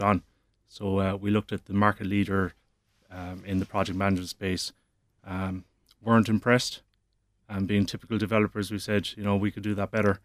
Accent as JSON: {"language": "English", "town": "Cork", "region": "Munster", "country": "Ireland", "said": "Peter and myself, we're both from Cork. Our families are in Cork. We're educated in Cork"}